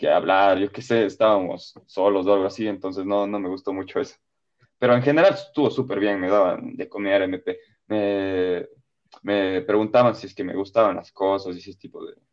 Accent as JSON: {"language": "Spanish", "region": "Bavaria", "country": "Germany", "tie": "born or raised there", "said": "fuimos a Nuremberg, que era la ciudad grande cerca de mi pueblo"}